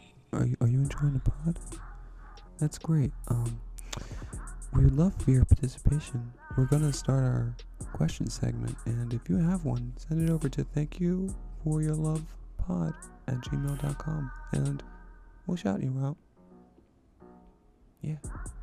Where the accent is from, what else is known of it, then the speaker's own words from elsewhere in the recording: Germany; I'm from Germany, and we have a job training program called Ausbildung, which is around 3 years of practical work in school.